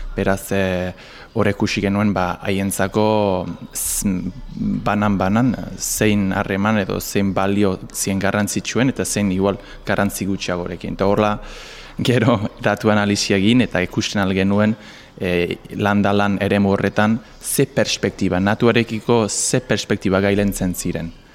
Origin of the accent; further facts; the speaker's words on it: England, United Kingdom; moved away; ni Inglaterrakoa naiz